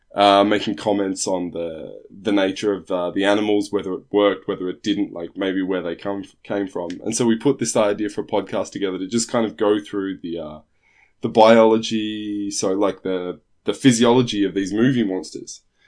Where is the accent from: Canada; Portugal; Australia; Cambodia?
Australia; now in Trondheim, Norway; I'm obviously not from Norway. I'm from Australia originally